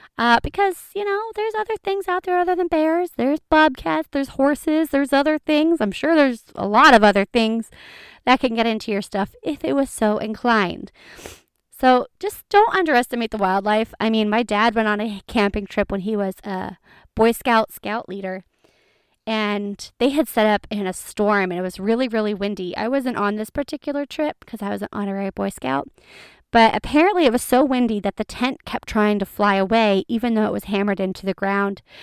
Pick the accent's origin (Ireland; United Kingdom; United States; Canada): United States; Ohio; we're from Ohio